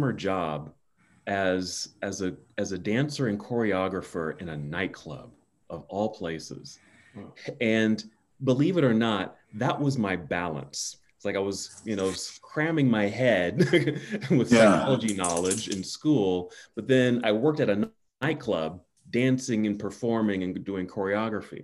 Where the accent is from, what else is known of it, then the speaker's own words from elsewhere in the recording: Oakland, California, United States; moved away as an adult; also born or lived in Palo Alto, California; now in Salt Lake City, United States; because I'm from Oakland, California, did my schooling in the South Bay in Palo Alto